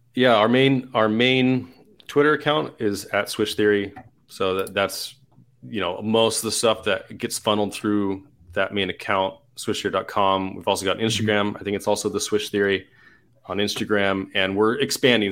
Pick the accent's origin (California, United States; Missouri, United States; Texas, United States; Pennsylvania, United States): California, United States; Southern; moved away as an adult; also born or lived in Utah; I'm from Southern California.